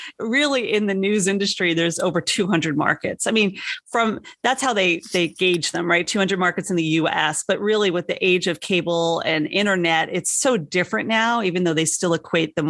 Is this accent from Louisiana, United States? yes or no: no; New York, United States; moved away as an adult; I'm a born and bred New Yorker